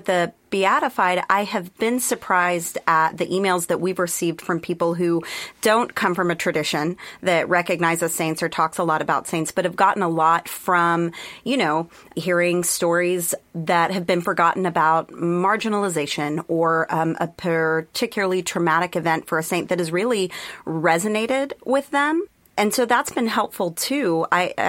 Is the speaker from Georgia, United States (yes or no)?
no; Texas, United States; I grew up in Texas